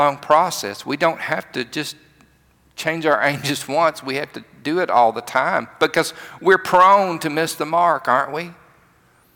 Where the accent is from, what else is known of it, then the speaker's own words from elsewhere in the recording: rural Alabama, United States; I grew up in the country, another part of the state